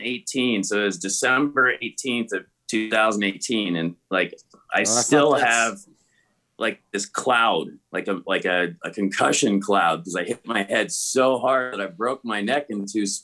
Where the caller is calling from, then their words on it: Aurora, Colorado, United States; I'm calling you guys from, I actually just got my condo here in Aurora, Colorado.